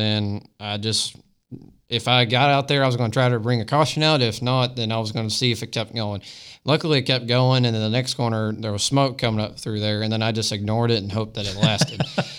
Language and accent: English; Florida, United States; I mean, I've been around it since I've been five, and that's how I grew up racing was around Five Flag Speedway.